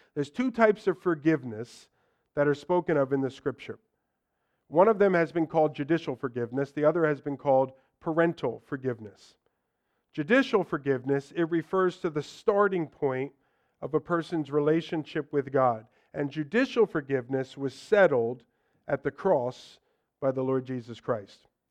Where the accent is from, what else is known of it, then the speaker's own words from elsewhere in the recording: United States; for us as Americans